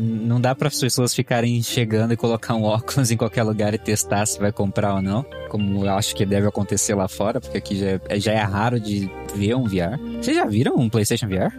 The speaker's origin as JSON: {"language": "Portuguese", "country": "Brazil", "said": "Eu sou brasileiro."}